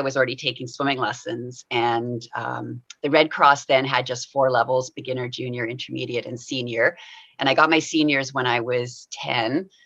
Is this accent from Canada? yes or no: yes; Winnipeg, Manitoba, Canada; I grew up in Winnipeg